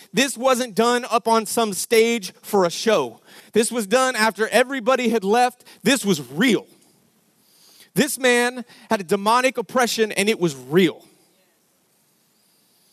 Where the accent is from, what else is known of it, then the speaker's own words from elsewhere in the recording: Denver, Colorado, United States; We grew up in Denver, Colorado.